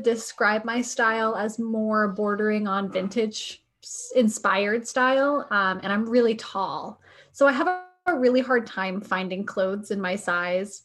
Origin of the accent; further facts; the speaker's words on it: New Hampshire, United States; now in Ohio, United States; I grew up in New Hampshire.